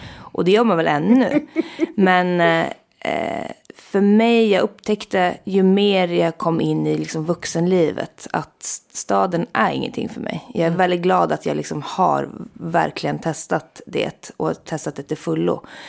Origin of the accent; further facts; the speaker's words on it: Jokkmokk, Norrbotten County, Sweden; also born or lived in Stockholm; jag kommer från Jokkmokk och är liksom väldigt eh, knuten till det samisk-kulturella eh, livet. Liksom att jag är verkligen uppvuxen